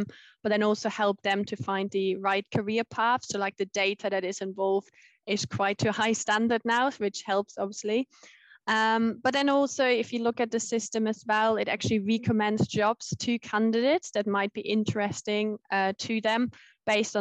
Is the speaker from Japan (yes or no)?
no; Germany; moved away as an adult; also born or lived in Leeds, United Kingdom; now in United Kingdom; I'm originally from Germany